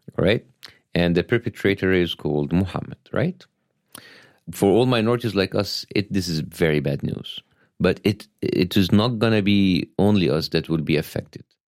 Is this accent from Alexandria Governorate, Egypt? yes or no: no; Cairo, Cairo Governorate, Egypt; English is a second language; moved away as an adult; now in Los Angeles, United States; I was born in Cairo, Egypt